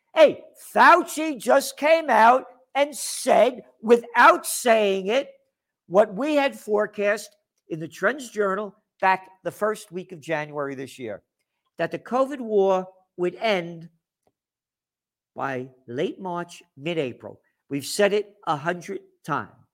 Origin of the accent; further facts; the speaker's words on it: United States; I'm an American